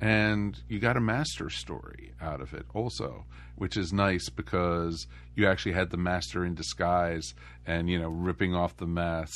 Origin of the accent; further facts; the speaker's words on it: United States; growing up outside of Washington, D.C.